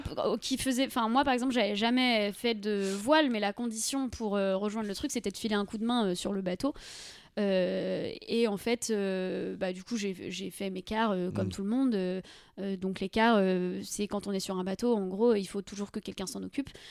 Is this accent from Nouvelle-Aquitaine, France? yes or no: yes; Deux-Sèvres, Nouvelle-Aquitaine, France; moi je viens des Deux-Sèvres